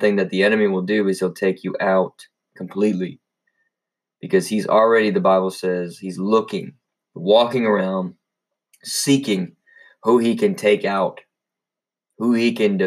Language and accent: English; United States; we as American citizens